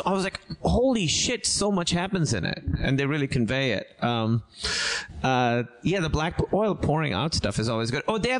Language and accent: English; Pakistan; moved away; I'm from Pakistan